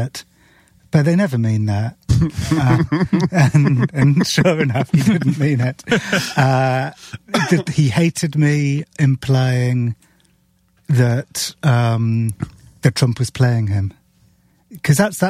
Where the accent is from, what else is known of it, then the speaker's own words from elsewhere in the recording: Cardiff, Wales, United Kingdom; moved away; also born or lived in London; I grew up in the city, which was like in the capital of Wales, which was more kind of cosmopolitan